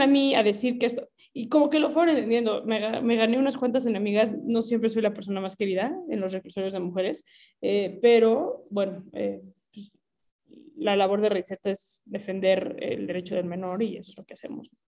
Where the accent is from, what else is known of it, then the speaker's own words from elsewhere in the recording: Mexico; soy mexicana